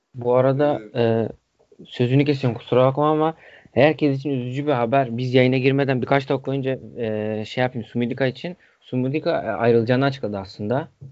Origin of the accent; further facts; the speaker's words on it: Hatay, Turkey; Benim memleketim oluyor.